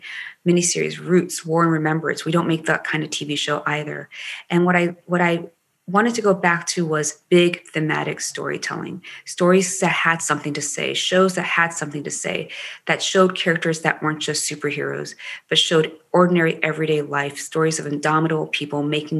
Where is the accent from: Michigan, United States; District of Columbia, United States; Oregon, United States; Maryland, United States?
Maryland, United States; accent: Maryland dialect; I grew up with a Maryland dialect, and, you know, I used to be asked, where are you from?